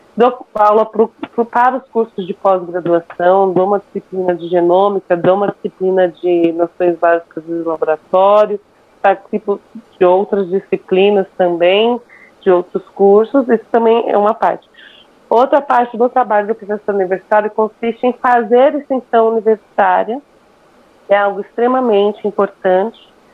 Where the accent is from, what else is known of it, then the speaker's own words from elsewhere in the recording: São Paulo, Brazil; Eu sou paulistana com muito orgulho